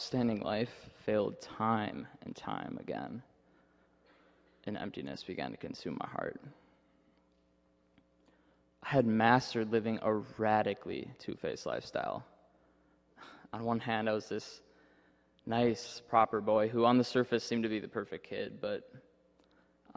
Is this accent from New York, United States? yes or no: no; Minnesota, United States; moved away as an adult; now in Indiana, United States; my parents took me to a Catholic church back in my hometown in Minnesota